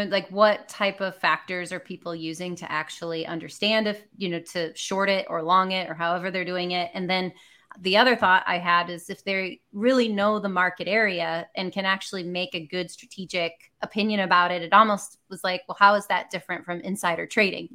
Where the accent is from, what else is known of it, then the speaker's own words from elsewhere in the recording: Michigan, United States; now in Georgia, United States; I'm from Michigan originally. I live in Georgia now